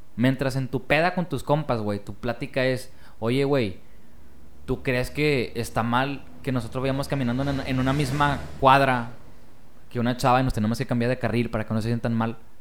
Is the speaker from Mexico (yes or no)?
yes; Mexico; somos todos los mexicanos